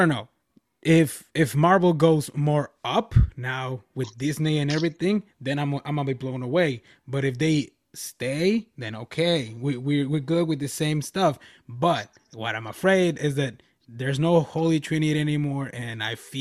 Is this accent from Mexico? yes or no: yes; Nogales, Sonora, Mexico; first language Spanish; English is a second language; my hometown back in Mexico, which is Nogales, Sonora